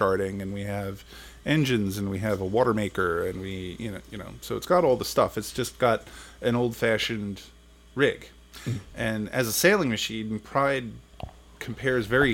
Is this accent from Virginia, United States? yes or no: no; Long Island, New York, United States; moved away as an adult; now in Maryland, United States; I grew up in Long Island, New York, and I came to Maryland in 1990 to go to college.